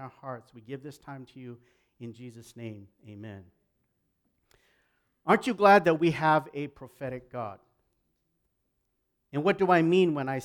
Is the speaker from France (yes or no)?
no; Canada